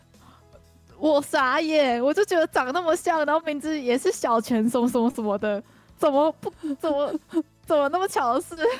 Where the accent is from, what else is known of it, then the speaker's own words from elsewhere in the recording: Taiwan; 我们台湾人怎么可以去 干涉日本内政